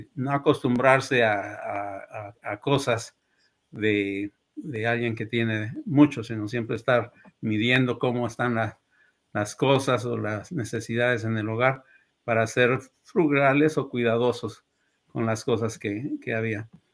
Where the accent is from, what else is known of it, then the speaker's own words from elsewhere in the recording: Puebla, Mexico; moved away as an adult; also born or lived in Ciudad Juárez, Mexico; now in Michigan, United States; Nací allá en Puebla en 1968 y, allá desarrollé, me crecí, digamos, mis estudios iniciales, la primaria, la música, eh, secundaria, preparatoria y la universidad